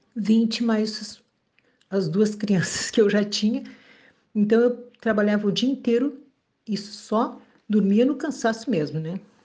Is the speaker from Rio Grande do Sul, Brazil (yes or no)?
yes; Bagé, Rio Grande do Sul, Brazil; sou da cidade de Bagé, no Rio Grande do Sul.